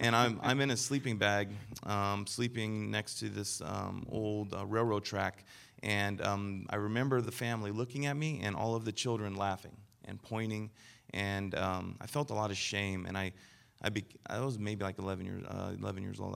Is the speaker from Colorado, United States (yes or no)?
yes; Denver, Colorado, United States; I was born in Denver, Colorado